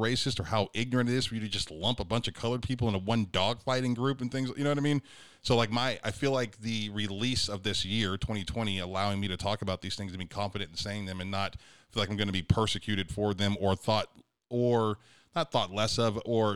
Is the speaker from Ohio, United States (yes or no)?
yes; Youngstown, Ohio, United States; now in Oklahoma City, United States; I'm from Youngstown